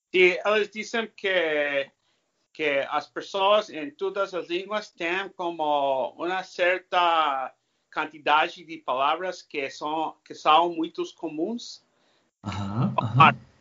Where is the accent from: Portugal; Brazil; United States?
United States; California; first language English; Portuguese is a second language; also born or lived in Spain; a minha língua nativa é inglês. Eu nasci na Califórnia falando inglês